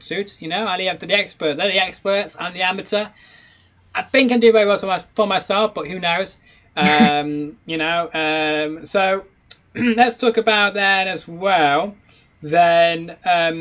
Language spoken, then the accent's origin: English; Manchester, North West England, United Kingdom; I'm in my hometown.